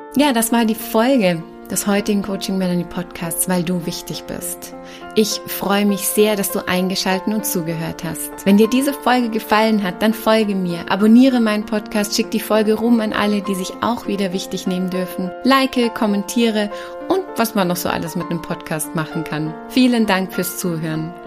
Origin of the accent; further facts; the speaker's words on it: Black Forest, Baden-Württemberg, Germany; moved away as an adult; now in Rosenheim, Germany; Ursprünglich komme ich aus dem Schwarzwald und bin gebürtige Partnerin. Der Kenner hört das vielleicht ab und an noch raus, selbst wenn ich seit bald 20 Jahren in Bayern lebe.